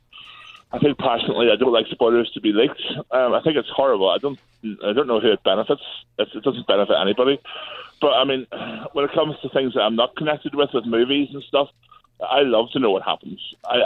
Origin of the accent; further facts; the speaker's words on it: Belfast, Northern Ireland, United Kingdom; I'm from Belfast